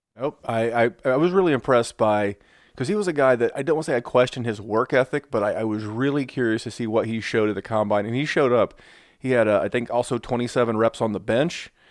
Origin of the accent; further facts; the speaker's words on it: Indianapolis, Indiana, United States; my hometown of, uh, Indianapolis